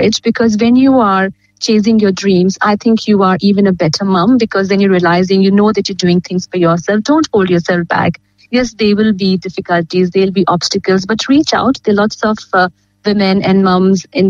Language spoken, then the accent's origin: English; India; now in Geelong, Australia; I come from India